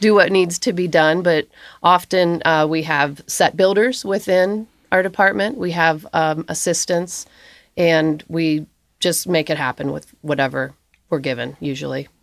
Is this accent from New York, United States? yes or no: no; Augusta, Kentucky, United States; I'm from Augusta, Kentucky